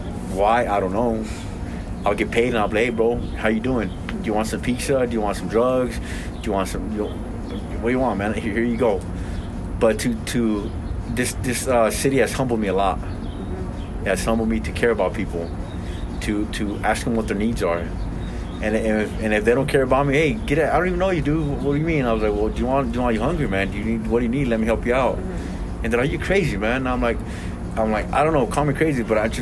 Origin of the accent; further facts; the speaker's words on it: Elko, Nevada, United States; also born or lived in Los Angeles, California; now in Salt Lake City, United States; when I grew up in Elko, Nevada, me and my native brothers